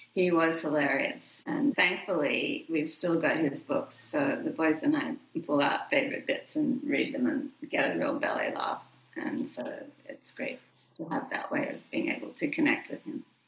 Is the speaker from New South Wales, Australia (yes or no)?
yes; Sydney, New South Wales, Australia; moved away as an adult; my hometown, Sydney, Australia